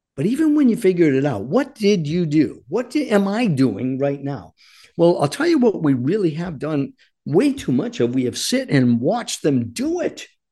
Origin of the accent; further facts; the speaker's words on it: United States; I am an American fighting man